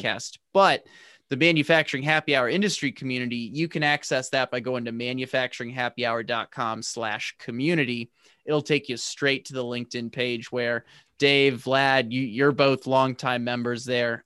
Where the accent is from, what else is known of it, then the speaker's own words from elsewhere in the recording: St. Louis, Missouri, United States; I'm from Saint Louis.